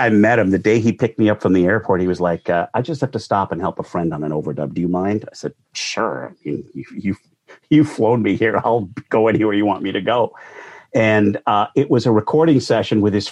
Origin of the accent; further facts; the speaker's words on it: Calgary, Alberta, Canada; moved away as an adult; also born or lived in Vancouver; now in Toronto, Canada; I grew up in Calgary